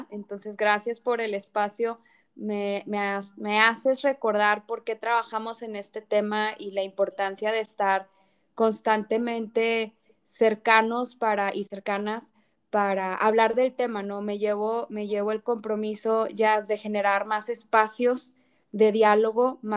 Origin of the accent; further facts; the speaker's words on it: Mexico; ella me enseñó cosas de México que ni yo como mexicana sabía.